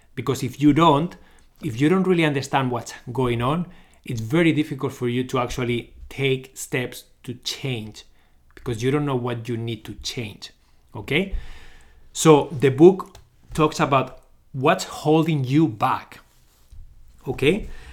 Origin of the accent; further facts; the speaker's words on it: Barcelona, Catalonia, Spain; moved away as an adult; now in Canada; I'm originally from Barcelona, Spain. but I live in Canada. I lived here since two thousand and twelve